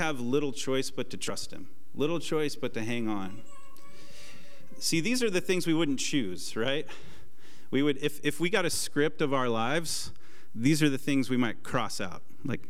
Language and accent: English; Portland, Oregon, United States; moved away; I'm from Portland, and the plan in Portland was to retire at age 25, work at a coffee shop